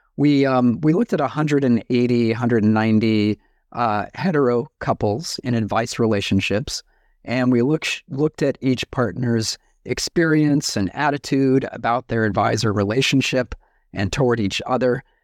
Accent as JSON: {"language": "English", "country": "United States", "moved": "as an adult", "lives_now": "New Zealand", "said": "I'm an American, but I live in New Zealand"}